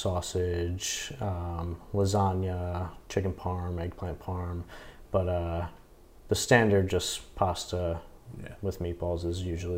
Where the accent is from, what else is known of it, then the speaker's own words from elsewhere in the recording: Toms River, New Jersey, United States; also born or lived in Bayonne, New Jersey; So grew up there, lived there most of my life, then actually lived in Bayonne for 2 years, and then back down to Toms River.